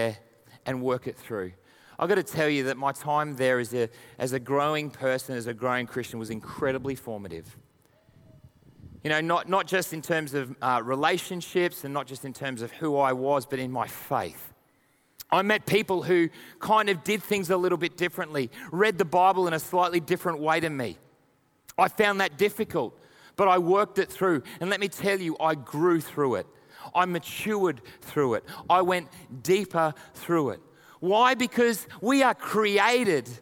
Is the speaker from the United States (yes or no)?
no; Australia; also born or lived in United Kingdom; being an Aussie